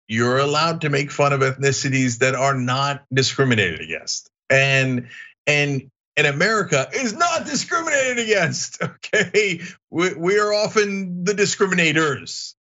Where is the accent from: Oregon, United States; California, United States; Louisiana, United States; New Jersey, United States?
New Jersey, United States; also born or lived in Turkey; I'm actually from New Jersey. That's a completely different accent.